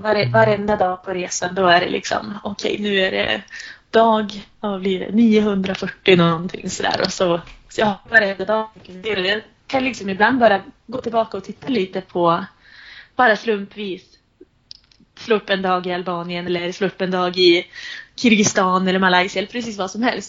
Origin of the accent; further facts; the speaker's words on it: Sundsvall, Västernorrland County, Sweden; also born or lived in Uppsala; när jag satt där hemma i Sundsvall